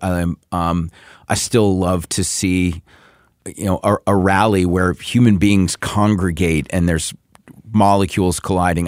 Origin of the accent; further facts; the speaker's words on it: the South, United States; I grew up in the South